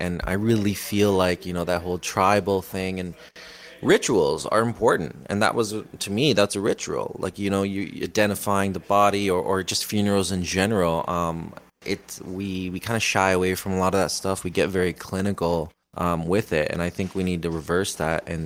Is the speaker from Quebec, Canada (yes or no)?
no; Niagara, Ontario, Canada; I'm from Niagara